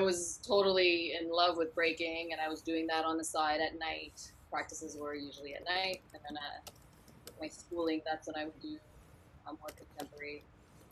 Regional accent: Ottawa, Ontario, Canada; Born and raised in Ottawa

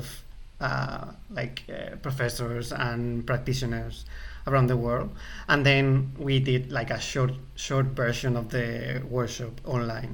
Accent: Spain; English is a second language; now in London, United Kingdom; I'm from Spain, but I live in London

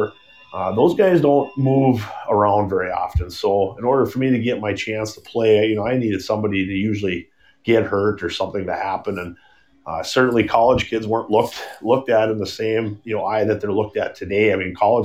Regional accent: Bismarck, North Dakota, United States; as a kid growing up in North Dakota, you know, Bismarck, North Dakota

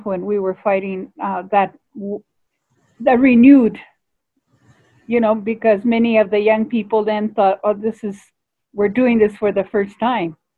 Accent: Tucson, Arizona, United States; So I'm very much rooted in Tucson. I was born in Tucson.

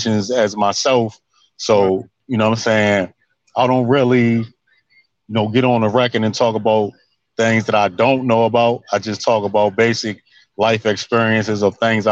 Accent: Baltimore, Maryland, United States; I was born in Baltimore City. Yeah. You know what I'm saying? Over time, you know, I transitioned to the county, but I'm back in the city now

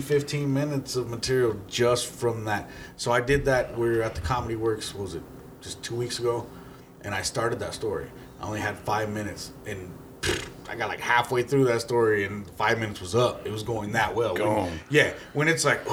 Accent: Englewood, Colorado, United States; also born or lived in Sheridan, Colorado; I was born in Inglewood, Colorado, Swedish Hospital. I grew up in Inglewood, Sheridan.

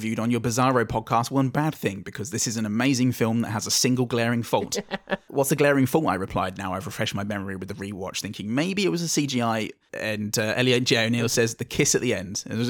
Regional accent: England, United Kingdom; I'm English, I don't know.

